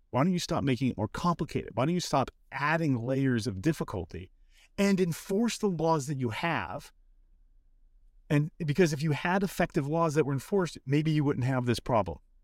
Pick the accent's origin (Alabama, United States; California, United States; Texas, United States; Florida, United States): California, United States; Los Angeles; I grew up in Los Angeles